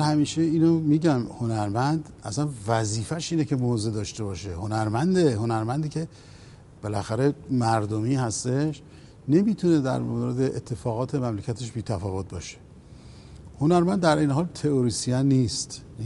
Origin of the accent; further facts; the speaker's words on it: Iran; تو وطن خودم تو کشور خودم